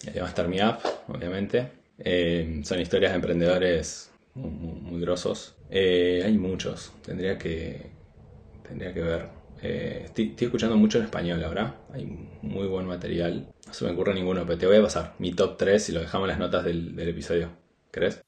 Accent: Argentina; moved away as an adult; also born or lived in Buenos Aires, Argentina; now in Spain; nosotros, los que somos del interior del país, nos vamos a casa temprano

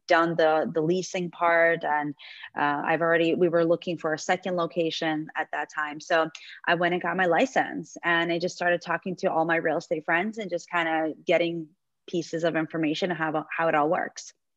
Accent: Belarus; also born or lived in New York; now in Florida, United States; my ex husband is from um, Belarus, like myself

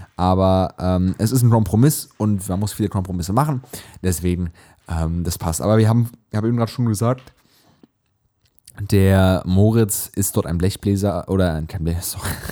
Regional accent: Hesse, Germany; bei uns in Hessen

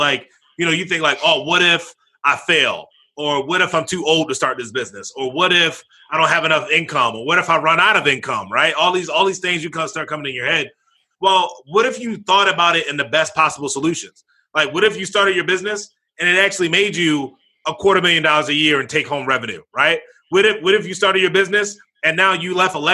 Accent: Baltimore, Maryland, United States; I was born and raised out in Baltimore, Maryland

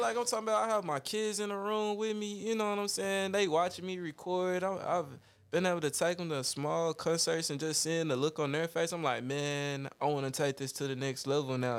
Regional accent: Dallas, Texas, United States; we grew up in Oak Cliff

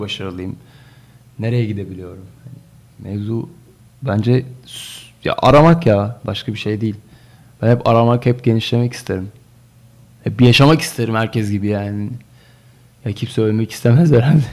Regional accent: Bursa, Turkey; orada doğdum. Orada büyüdüm

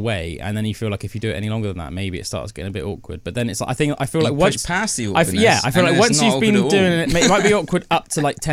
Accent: England, United Kingdom; as we are English

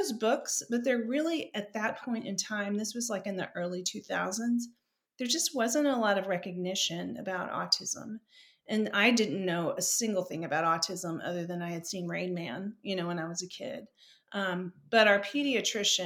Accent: Seguin, Texas, United States; moved away as an adult; also born or lived in San Antonio, Texas / Austin, Texas; now in Boston, United States; I'm a Texan. I grew up in a little town outside of Seguin, Texas

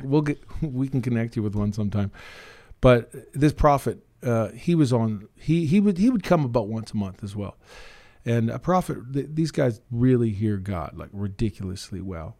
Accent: Red Deer, Alberta, Canada; also born or lived in Kugluktuk, Northwest Territories / Killam, Alberta; now in Drayton Valley, Canada; I grew up in Red Deer

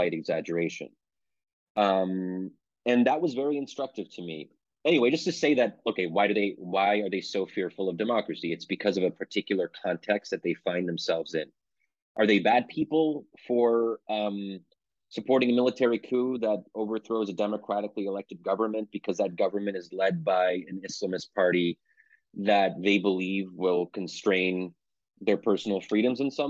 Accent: Pennsylvania, United States; I'm born and raised in Pennsylvania, but my parents came from Egypt

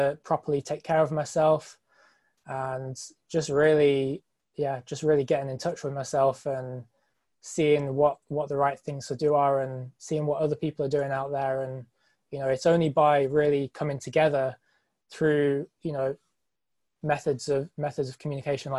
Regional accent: England, United Kingdom; I'm from England

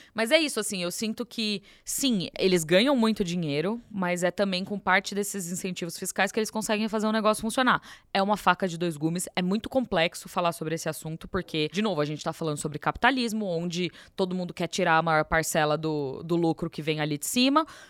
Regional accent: São Paulo, Brazil; Eu costumo dizer que eu nasci em São Paulo por um erro do destino, porque o meu país é BH, é Minas

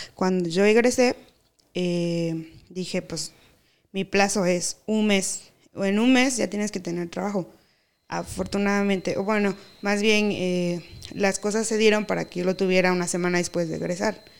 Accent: Mexico; moved away; also born or lived in Veracruz / Tabasco; soy tabasqueña y veracruzana a la vez, porque mis papás son de Tabasco y de Veracruz

